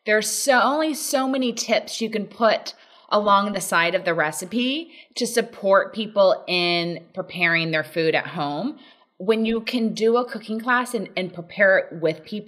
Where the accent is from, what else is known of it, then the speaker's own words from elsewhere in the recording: Laguna Beach, California, United States; also born or lived in Dallas; I'm from Laguna Beach and I went to college at SMU in Dallas